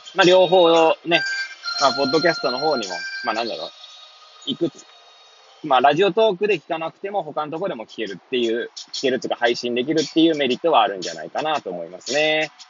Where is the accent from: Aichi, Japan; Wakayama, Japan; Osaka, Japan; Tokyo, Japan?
Tokyo, Japan; Hachioji; moved away as an adult; now in Kamaishi, Japan; 八王子育ち、震災の前の年から釜石で働くポンコツ